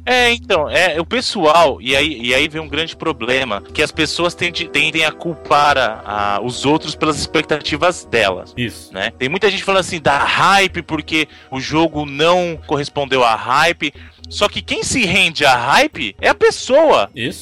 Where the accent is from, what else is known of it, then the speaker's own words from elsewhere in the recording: Bahia, Brazil; Eu sou baiano com muito orgulho